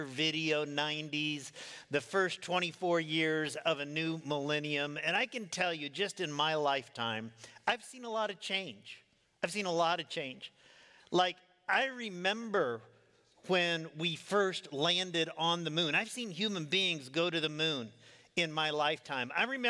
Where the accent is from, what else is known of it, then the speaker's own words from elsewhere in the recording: Midwest, United States; I grew up in the Midwest